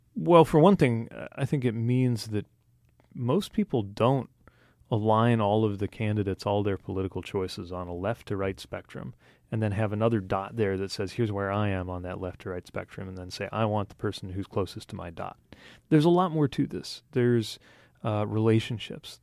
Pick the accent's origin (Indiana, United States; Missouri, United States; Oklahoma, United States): Indiana, United States; people in my home state, i, uh, of Indiana